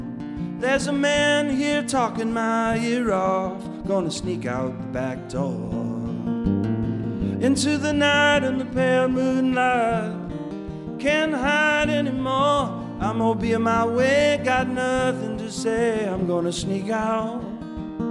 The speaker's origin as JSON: {"language": "English", "country": "Canada", "said": "I'm Canadian"}